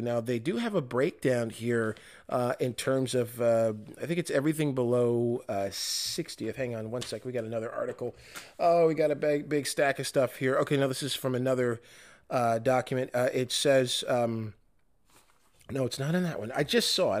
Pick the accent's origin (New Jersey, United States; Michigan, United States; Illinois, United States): Michigan, United States; my home state of Michigan